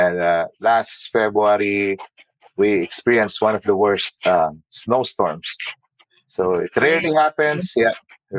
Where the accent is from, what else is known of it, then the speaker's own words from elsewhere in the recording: Abu Dhabi, United Arab Emirates; now in United States; I mean, it's similar to Abu Dhabi. We came from Abu Dhabi. It's hot and it's humid.